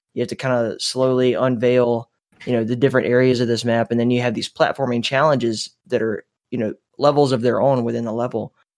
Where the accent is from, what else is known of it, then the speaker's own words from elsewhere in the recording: the South, United States; I was born in the South, too